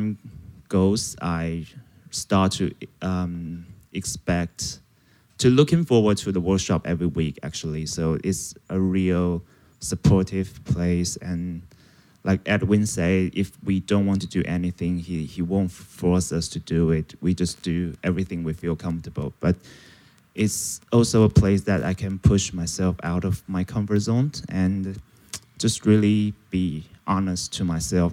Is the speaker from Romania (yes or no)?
no; Taiwan; I'm from Taiwan